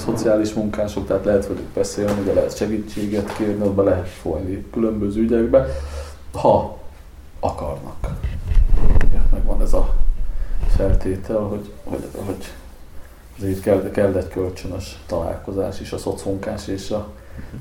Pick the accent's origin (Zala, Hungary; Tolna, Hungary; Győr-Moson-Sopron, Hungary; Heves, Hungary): Győr-Moson-Sopron, Hungary; Sopron; now in Budapest, Hungary; én Soproni vagyok